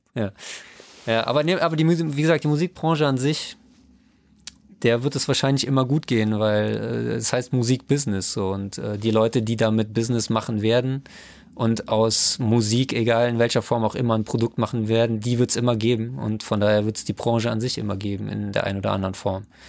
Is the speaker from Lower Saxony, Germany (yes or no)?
no; Trier, Rhineland-Palatinate, Germany; ich bin aus Trier